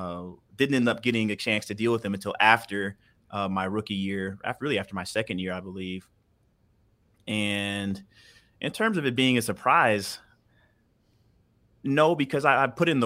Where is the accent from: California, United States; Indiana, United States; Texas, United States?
Texas, United States; Houston; also born or lived in Denver; Born and raised in Houston, or actually between Houston and Denver. I was the oldest of six, you know, two blue-collar parents.